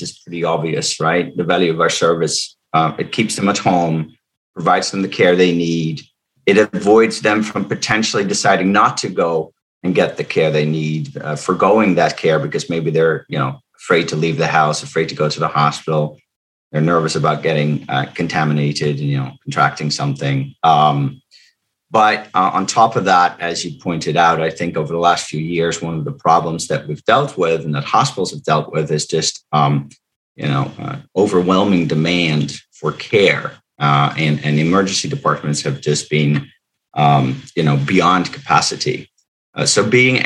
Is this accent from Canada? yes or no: no; Netherlands; English is a second language; moved away as an adult; now in Cumberland, United States; I'm not from the United States. I was born in the Netherlands, but I moved here almost 20 years ago